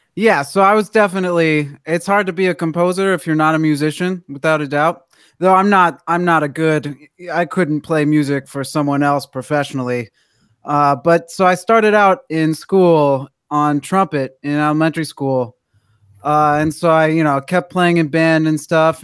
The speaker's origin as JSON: {"language": "English", "town": "Washington", "region": "District of Columbia", "country": "United States", "moved": "yes", "lives_now": "Los Angeles, United States", "said": "I'm from Washington D.C."}